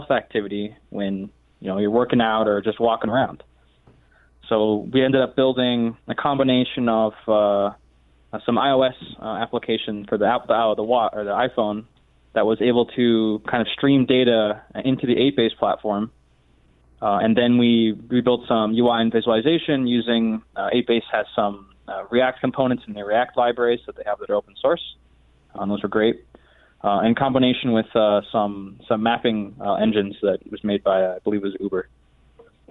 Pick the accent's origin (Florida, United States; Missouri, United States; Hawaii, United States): Florida, United States; St. Petersburg; also born or lived in Melbourne, Florida; I'm originally from St. Petersburg, Florida